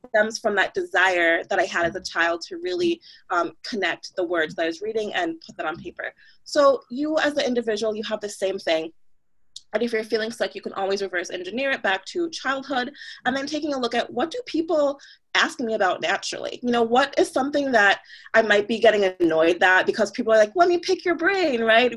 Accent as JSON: {"language": "English", "country": "Jamaica", "tie": "born or raised there", "moved": "yes", "lives_now": "United States", "said": "I was from Jamaica, um, you know, born in Jamaica, born in a different country, now living in the States"}